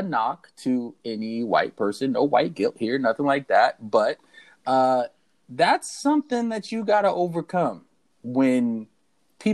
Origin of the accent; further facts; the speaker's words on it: Lakeside, California, United States; We grew up in Lakeside. And if you don't know much about Lakeside, it is predominantly white.